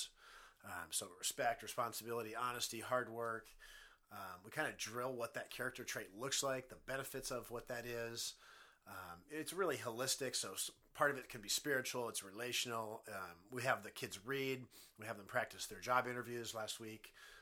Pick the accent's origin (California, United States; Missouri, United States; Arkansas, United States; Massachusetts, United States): California, United States; Turlock; now in Modesto, United States; I was born in Turlock, California in 1977